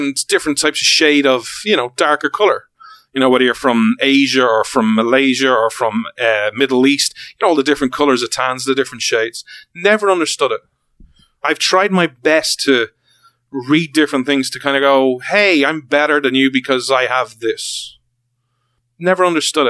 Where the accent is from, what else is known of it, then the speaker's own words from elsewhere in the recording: Ireland; we're Irish